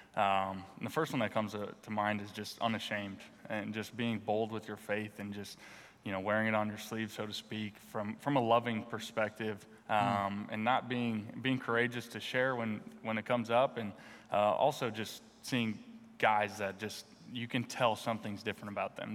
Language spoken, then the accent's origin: English; North Dakota, United States; moved away as an adult; also born or lived in Philadelphia; now in Washington, United States; I grew up in North Dakota